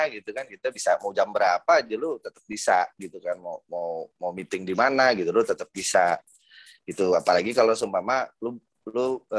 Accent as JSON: {"language": "Indonesian", "region": "Jakarta", "country": "Indonesia", "tie": "born or raised there", "said": "kebetulan gue dari kecil tinggal di Pondok Indah dulu bokap uh, nyokap gue tinggal di sini"}